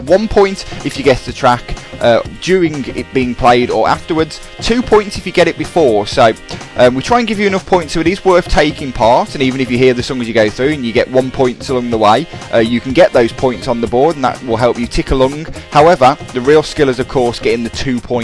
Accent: England, United Kingdom; as we're English

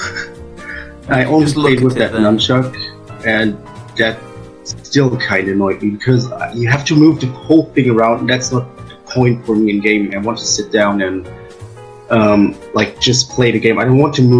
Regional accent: Germany; I'm from Germany.

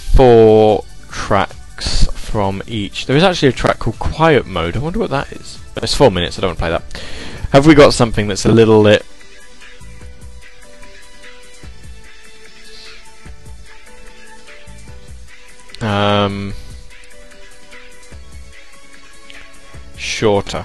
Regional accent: England, United Kingdom; I am English

